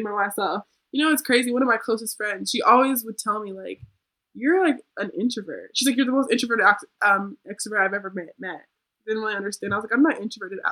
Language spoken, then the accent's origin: English; Colorado, United States; moved away; I'm from Colorado